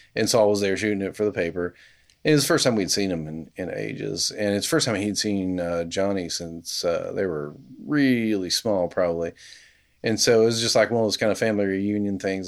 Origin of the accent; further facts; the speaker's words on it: Kentucky, United States; now in Knoxville, United States; Appalachian kid growing up in Nowheresville, Kentucky